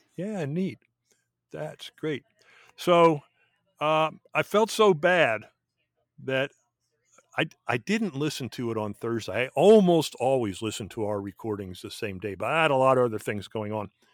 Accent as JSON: {"language": "English", "region": "Pennsylvania", "country": "United States", "tie": "born or raised there", "said": "I was born and raised in Pennsylvania"}